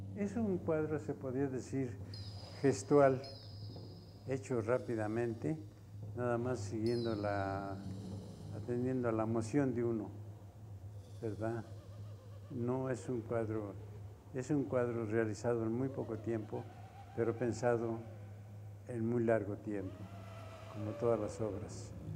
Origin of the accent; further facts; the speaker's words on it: Mexico; Soy de origen japonés, pero soy mexicano